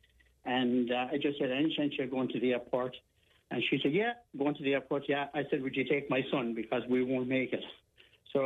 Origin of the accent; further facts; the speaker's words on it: Ballyporeen, Munster, Ireland; I'm from Ballyporeen